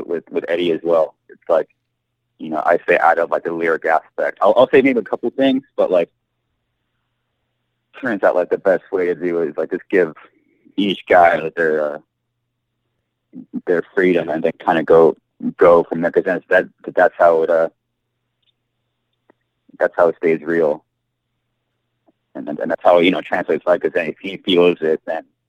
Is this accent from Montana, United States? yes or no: no; Southern California, United States; we're from SoCal